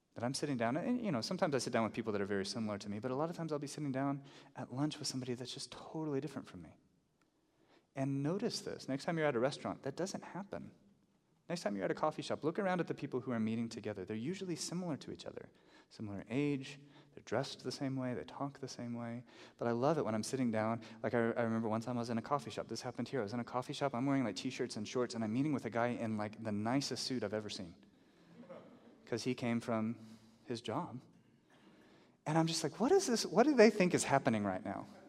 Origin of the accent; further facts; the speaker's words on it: the South, United States; now in Albuquerque, United States; I grew up in the South